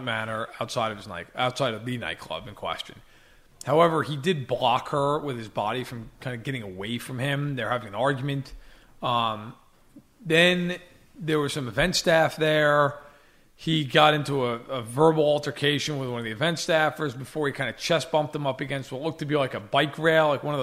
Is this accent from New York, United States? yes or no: yes; New York, United States; I'm from New York.